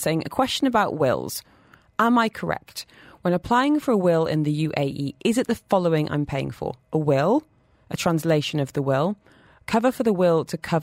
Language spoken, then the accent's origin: English; United Kingdom; now in Dubai, United Arab Emirates; we are both British.